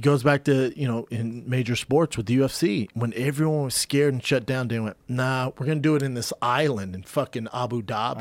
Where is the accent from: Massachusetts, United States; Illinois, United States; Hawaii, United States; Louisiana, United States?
Louisiana, United States; we're both from Louisiana.